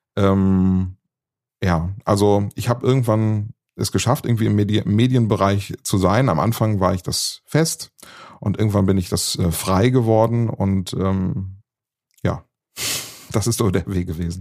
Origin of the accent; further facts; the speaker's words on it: Bad Oeynhausen, North Rhine-Westphalia, Germany; now in Frechen, Germany; bin ich ins Radiostudio gegangen damals äh, in Bad Oeynhausen, ins Radiostudio der Volkshochschule. Und äh, ja, so war meine Jugend dann tatsächlich im, im Radiostudio, die ich dort verbracht habe